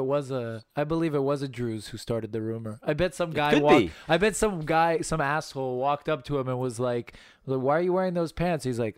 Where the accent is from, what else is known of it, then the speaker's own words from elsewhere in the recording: Birmingham, Alabama, United States; I'm from Birmingham, Alabama